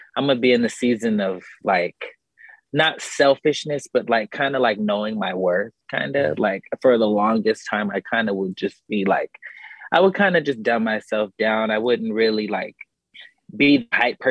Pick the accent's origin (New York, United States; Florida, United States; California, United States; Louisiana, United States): California, United States; I'm from Cali